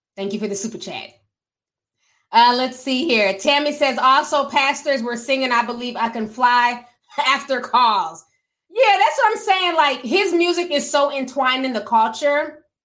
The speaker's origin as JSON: {"language": "English", "region": "Midwest", "country": "United States", "tie": "born or raised there", "second_language": "English", "said": "growing up in the Midwest"}